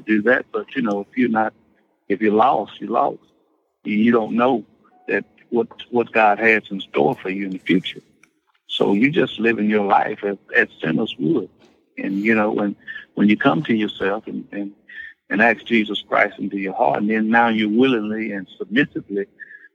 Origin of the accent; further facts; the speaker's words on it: Hattiesburg, Mississippi, United States; born and raised in Hattiesburg, Mississippi, born in the 60s